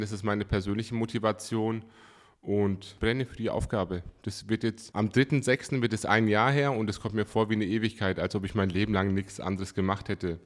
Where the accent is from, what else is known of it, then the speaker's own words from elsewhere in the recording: Coburg, Bavaria, Germany; geboren und aufgewachsen in Coburg